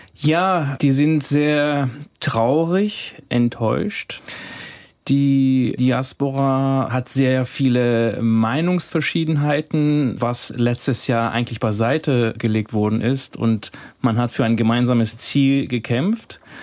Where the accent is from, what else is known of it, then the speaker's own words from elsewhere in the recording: Iran; moved away; mein Heimatland sehen möchte, ein freies Iran